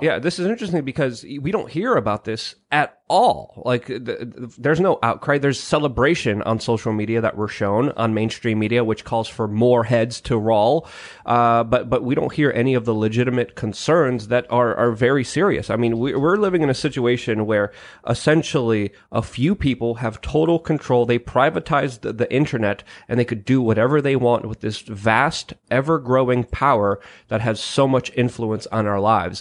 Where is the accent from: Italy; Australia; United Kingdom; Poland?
Poland; moved away; Polish and proud from my home country